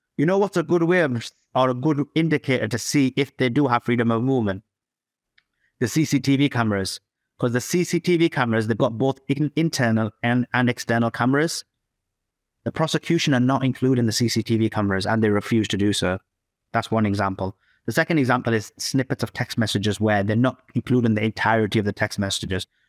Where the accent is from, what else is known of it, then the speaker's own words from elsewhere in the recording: Yorkshire and the Humber, United Kingdom; I'm from the United Kingdom, uh, Yorkshire